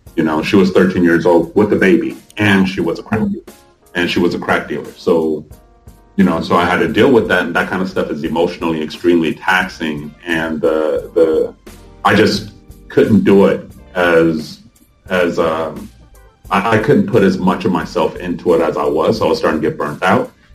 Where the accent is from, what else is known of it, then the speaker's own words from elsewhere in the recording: Honolulu, Hawaii, United States; also born or lived in Korea / South Central Los Angeles; growing up there in the 70s and partial 80s